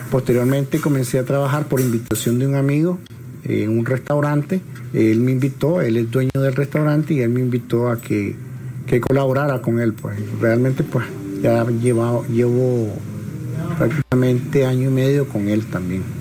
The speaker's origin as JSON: {"language": "Spanish", "country": "Nicaragua", "moved": "as an adult", "lives_now": "Costa Rica", "said": "soy médico nicaragüense, estoy en Costa Rica desde agosto del 2018 a partir de la protesta en contra de Ortega Murillo."}